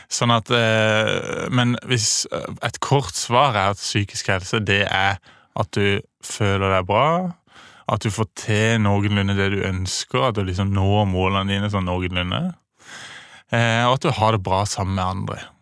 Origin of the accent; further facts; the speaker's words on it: Kristiansand, Agder, Norway; also born or lived in Bergen; now in Oslo, Norway; Ja, jeg kommer fra Kristiansand.